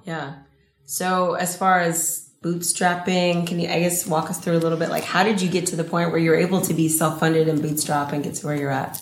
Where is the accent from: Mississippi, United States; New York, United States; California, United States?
California, United States; Los Angeles; I'm from